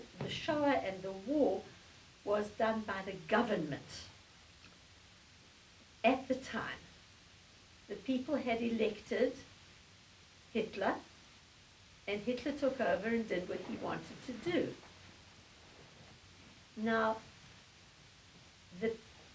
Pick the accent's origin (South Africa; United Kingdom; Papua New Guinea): South Africa; moved away as an adult; now in United States; I'm South African born. I lived all my life under the apartheid regime because I moved to America when apartheid still ran.